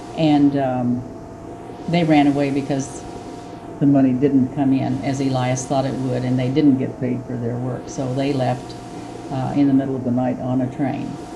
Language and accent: English; Salisbury, Missouri, United States; now in Marceline, United States; I grew up in Salisbury, a town about 30 miles south of here